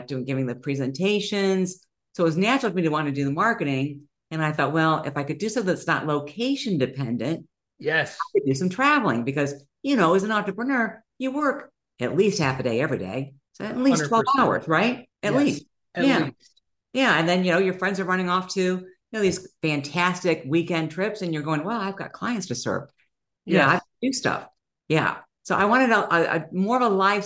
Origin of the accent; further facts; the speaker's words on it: Ohio, United States; I'm from Ohio